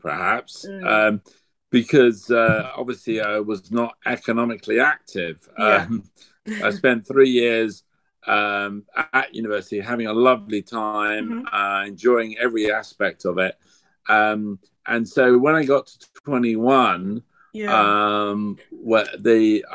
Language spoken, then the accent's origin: English; London, United Kingdom; I was born in London. I'm second generation